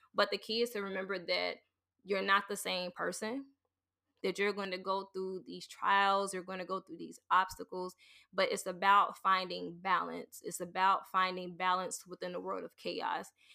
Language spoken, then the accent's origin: English; the South, United States; growing up in the South